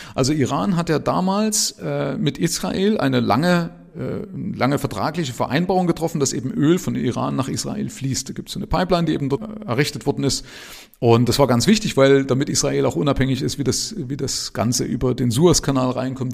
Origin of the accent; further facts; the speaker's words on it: Germany; Ich bin ja in der DDR aufgewachsen